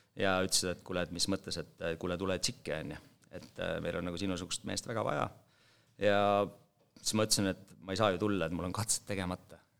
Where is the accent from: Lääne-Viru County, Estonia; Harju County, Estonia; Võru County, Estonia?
Võru County, Estonia; Holsta; moved away; also born or lived in Otepää; ma olen Võrumaalt Vastseliina vallast, Holsta külast